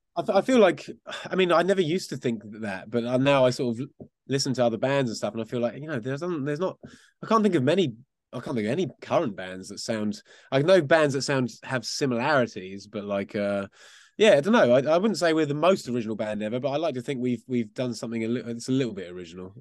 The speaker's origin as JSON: {"language": "English", "area": "Essex", "region": "East of England", "country": "United Kingdom", "said": "We were actually from out, just outside of London, in a place called Essex"}